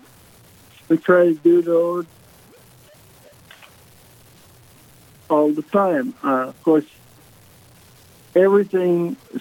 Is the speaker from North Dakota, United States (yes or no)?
yes; Minot, North Dakota, United States; moved away as an adult; I grew up here in Minot.